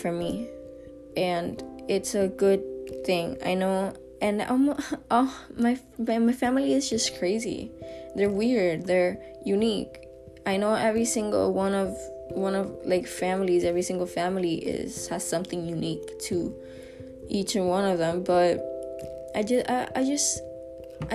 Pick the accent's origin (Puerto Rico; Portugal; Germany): Puerto Rico; San Juan; I'm from Puerto Rico, specifically San Juan. I love where I live